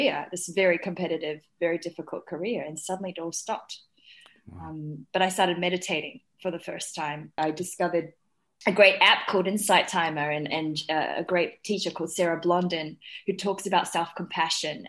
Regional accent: New Zealand; also born or lived in Shanghai, China; when I was five, I moved to New Zealand with my family from, you know, we moved from Shanghai

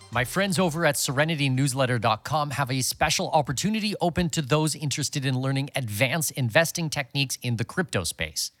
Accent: Canada; moved away; as a Canadian

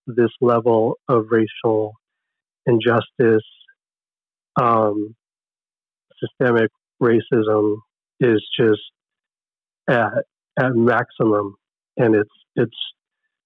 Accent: Oxnard, California, United States; also born or lived in Camarillo; I was born in Camarillo, grew up in Oxnard

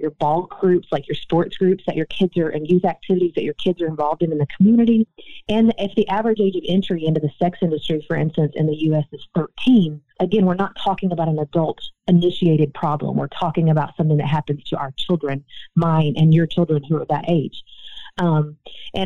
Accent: Nashville, Tennessee, United States; I live in the state of Tennessee, for instance, born and raised in Nashville, Tennessee

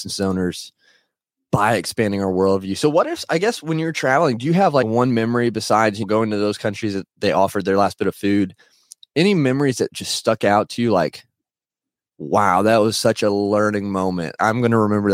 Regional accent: Indiana, United States; I'm from Indiana here in the U.S.

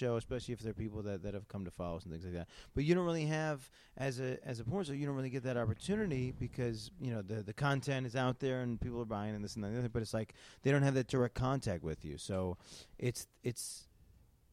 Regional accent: Syracuse, New York, United States; moved away; my hometown, mm-hmm. which is Syracuse.

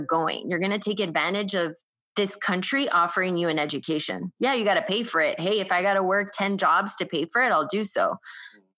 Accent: United States; I'm the first, you know, to grow up here in the United States.

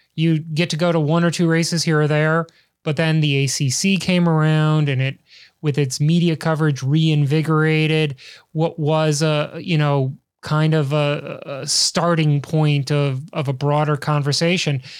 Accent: Chicago, Illinois, United States; I'm from the great white north that is Chicago

